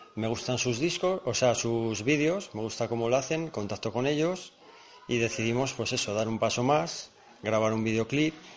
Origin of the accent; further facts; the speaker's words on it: Aguilar de Campoo, Castile and León, Spain; yo soy muy de mi tierra